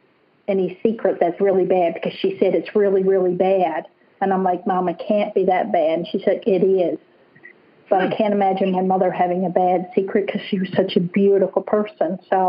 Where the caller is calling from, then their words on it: British Columbia, Canada; Yes, I'm in British Columbia, Canada.